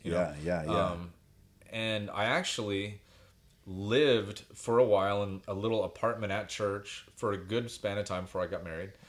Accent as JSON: {"language": "English", "town": "Greenwood", "region": "Indiana", "country": "United States", "tie": "born or raised there", "said": "I grew up in Greenwood, Indiana."}